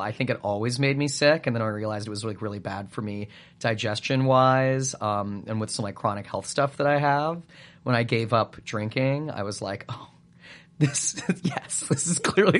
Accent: Calgary, Alberta, Canada; It might be a little bigger there now than it was when I grew up there, but it was small when I grew up in Calgary.

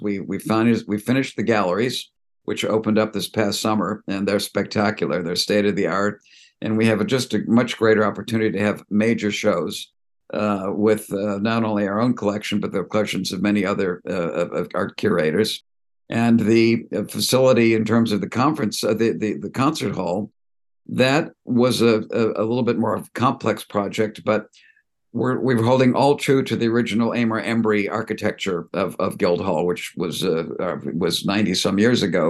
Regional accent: Cleveland, Ohio, United States; moved away as an adult; also born or lived in upstate New York / New York; I grew up in Cleveland

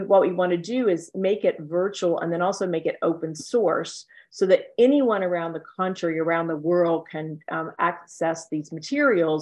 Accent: Worthington, North Carolina, United States; moved away; I was from a small town in Worthington, North Carolina

